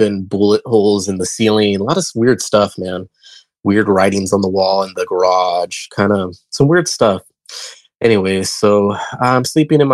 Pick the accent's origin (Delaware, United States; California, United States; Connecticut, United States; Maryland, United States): California, United States; Modesto; I'm from Modesto, California. I lived in the South Side back then